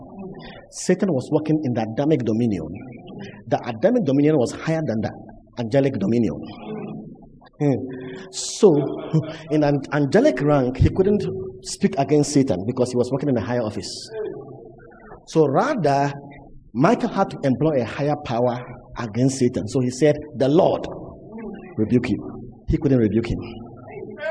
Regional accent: Cape Coast, Central Region, Ghana; The church I grew up in Cape Coast

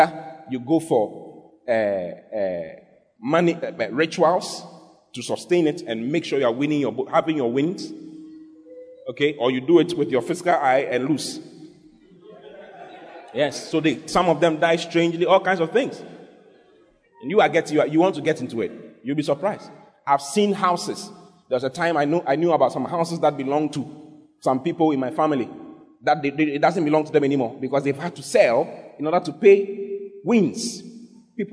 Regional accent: Ghana; my hometown, where my mother comes from, is the hometown where all gambling in Ghana comes from

